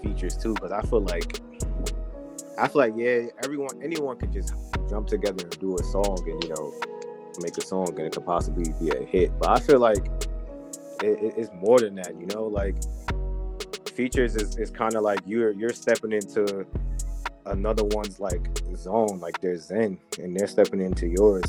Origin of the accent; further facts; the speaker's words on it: New York, United States; I'm from New York. I'm a New York dude